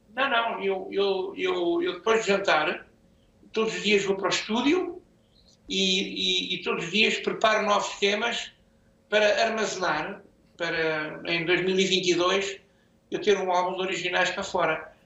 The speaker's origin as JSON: {"language": "Portuguese", "town": "Chamusca", "region": "Santarém District", "country": "Portugal", "tie": "born or raised there", "moved": "yes", "lives_now": "Anadia, Portugal", "said": "minha terra natal, Chamusca"}